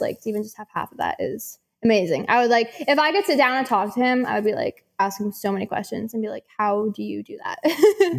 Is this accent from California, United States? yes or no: yes; San Francisco, California, United States; now in Charlotte, United States; I'm from San Francisco